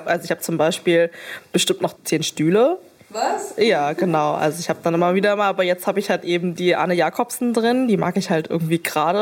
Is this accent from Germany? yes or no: yes; Berlin, Germany; bin äh, Berlinerin und bin damals halt eben aus dem elterlichen Haus in Steglitz halt eben nach Mitte gezogen